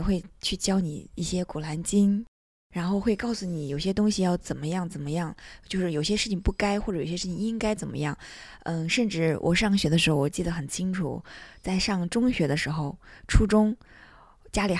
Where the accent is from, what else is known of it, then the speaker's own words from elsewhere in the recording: Turpan, Xinjiang, China; 对我是从小出生在那里，然后嗯生在那里，长在那里，三十多年。